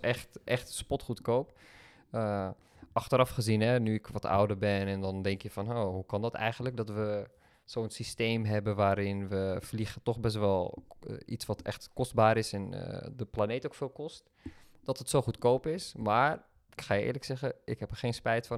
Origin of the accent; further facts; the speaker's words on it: Netherlands; als Nederlanders